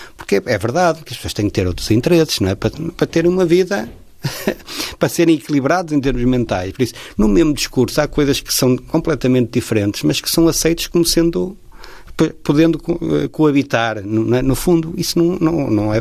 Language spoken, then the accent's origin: Portuguese; Porto, Norte, Portugal; sou do Porto, sou natural do Porto, sempre vivi ali no centro do Porto